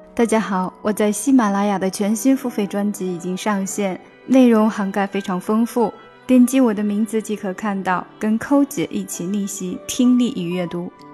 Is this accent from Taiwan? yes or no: no; China; 我们中国人学英语难免会加入自己的中文元素